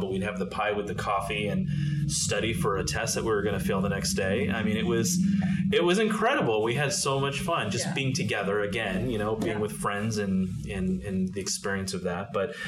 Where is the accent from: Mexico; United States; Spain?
United States; East Bay, California; also born or lived in Berkeley, California / Albany, California / San Pablo, California / Pinole, California; So I was born in Berkeley, went to Albany schools, then moved to San Pablo, and then moved to Pinole to go to high school.